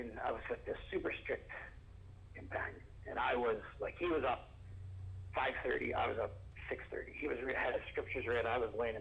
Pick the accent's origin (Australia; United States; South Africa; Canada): Canada; I'm from Canada.